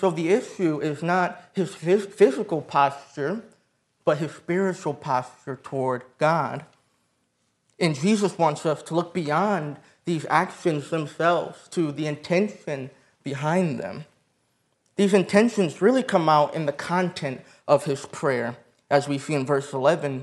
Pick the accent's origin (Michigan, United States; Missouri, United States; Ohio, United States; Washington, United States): Michigan, United States; moved away; I'm from Michigan. My wife and I are from Michigan